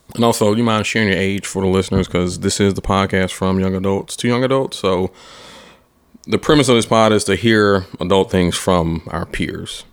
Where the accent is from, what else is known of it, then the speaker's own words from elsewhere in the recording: Atlanta, Georgia, United States; I'm from Atlanta too